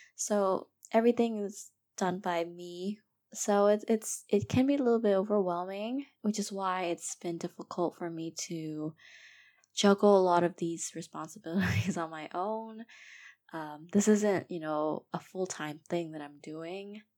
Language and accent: English; Myanmar; I was born and raised in Myanmar. I am Burmese